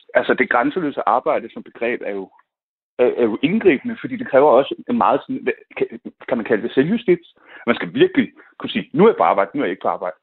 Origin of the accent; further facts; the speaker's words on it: Nørrebro, Capital Region of Denmark, Denmark; jeg kommer fra Nørrebro